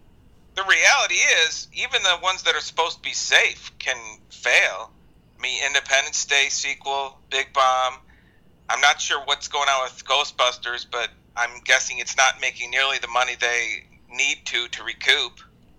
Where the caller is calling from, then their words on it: Illinois, United States; I'm actually Skyping from a suburb of Chicago.